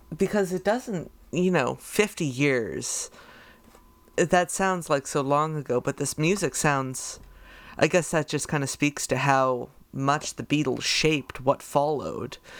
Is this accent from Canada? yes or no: yes; Canada; which is hard as a Canadian because the move practically didn't exist over here